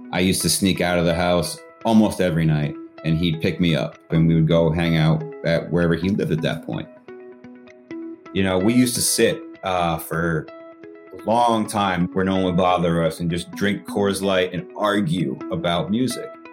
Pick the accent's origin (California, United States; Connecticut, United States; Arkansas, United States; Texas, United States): Connecticut, United States; I'm from Connecticut.